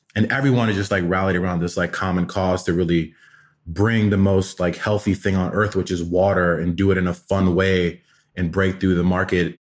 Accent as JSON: {"language": "English", "town": "Atlanta", "region": "Georgia", "country": "United States", "tie": "born or raised there", "also_born_or_lived": "Afghanistan", "said": "Uh, we were refugees to America when I was five, so I grew up in Atlanta"}